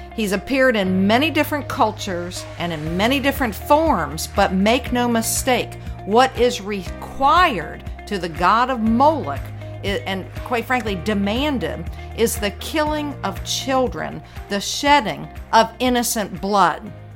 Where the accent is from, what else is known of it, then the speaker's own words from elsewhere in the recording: Virginia, United States; my home state of Virginia